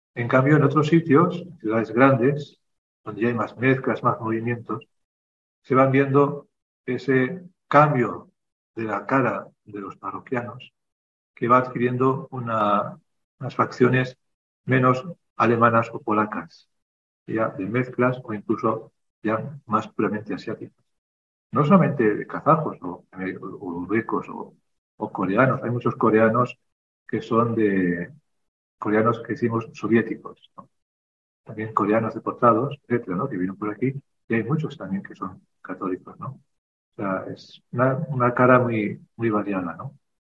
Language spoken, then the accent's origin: Spanish; Spain; also born or lived in Kazakhstan; now in Almaty, Kazakhstan; Nosotros que somos de España